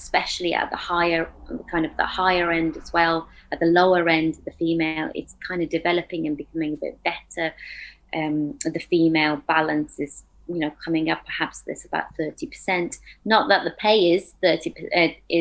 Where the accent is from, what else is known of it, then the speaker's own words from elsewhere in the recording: United Kingdom; also born or lived in Afghanistan; I moved to the UK, and so I've been brought up in the UK